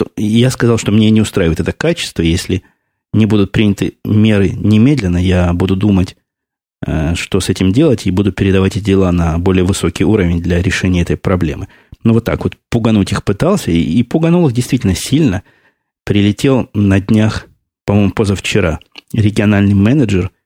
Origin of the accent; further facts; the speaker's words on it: Russia; now in United States; Я уехал из России в 94 году